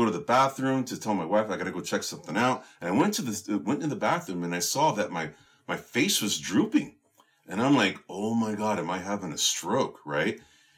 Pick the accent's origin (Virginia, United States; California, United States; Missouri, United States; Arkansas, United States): California, United States; San Francisco; that's my hometown, you know, born and raised, proud San Franciscan